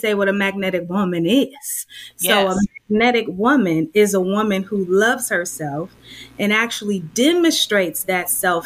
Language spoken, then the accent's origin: English; Oakland, California, United States; also born or lived in Berkeley, California; Oakland native. So yeah, I grew up in West Oakland